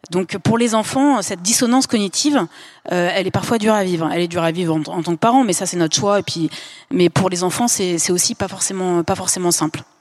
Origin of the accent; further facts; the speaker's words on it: Lyon, Auvergne-Rhône-Alpes, France; On est de Lyon